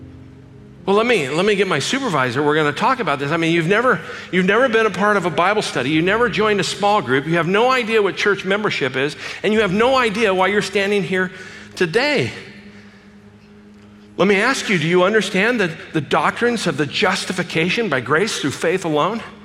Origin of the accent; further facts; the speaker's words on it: Glendale, California, United States; I grew up in Glendale, California